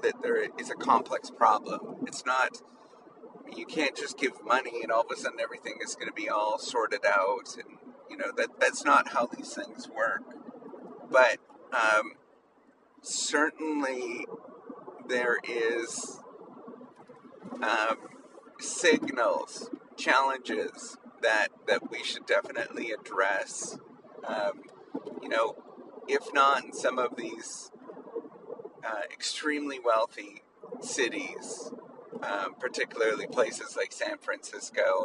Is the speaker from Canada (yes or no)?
yes; Canada; now in United States; as a Canadian that's that's moved to the United States.